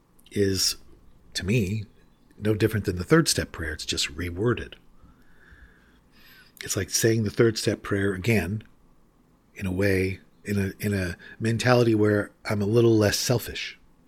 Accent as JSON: {"language": "English", "region": "California", "country": "United States", "tie": "born or raised there", "said": "I used to be a big surfer when I was a beautiful woman growing up in Southern California and had long, flowing blonde hair."}